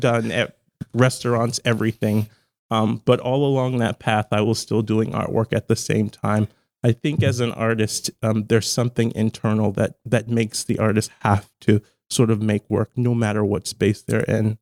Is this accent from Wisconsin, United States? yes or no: no; Charleston, South Carolina, United States; moved away as an adult; now in Baltimore, United States; I'm from Charleston, South Carolina originally